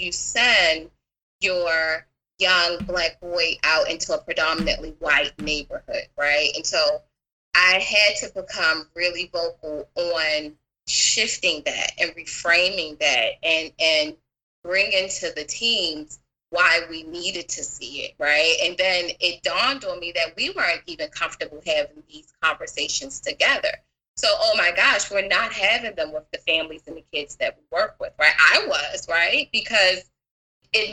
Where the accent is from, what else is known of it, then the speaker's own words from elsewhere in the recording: Baltimore, Maryland, United States; now in California, United States; I'm originally from Baltimore